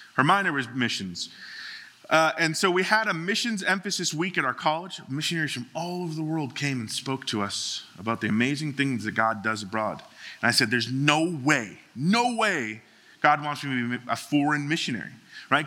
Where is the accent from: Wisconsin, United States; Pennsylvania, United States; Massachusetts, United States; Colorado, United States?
Massachusetts, United States; Boston; moved away; I grew up in, in Boston, Massachusetts